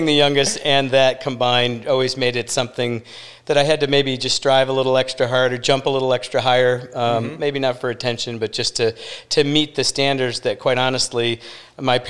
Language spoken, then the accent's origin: English; Detroit, Michigan, United States; moved away as an adult; also born or lived in Chicago / New York; now in Sarasota, United States; Originally from Detroit, okay. And grew up there